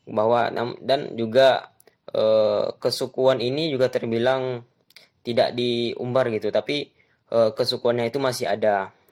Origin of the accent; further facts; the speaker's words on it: Riau, Indonesia; saya ambil dari salah satu suku di daerah saya, yaitu di daerah Provinsi Riau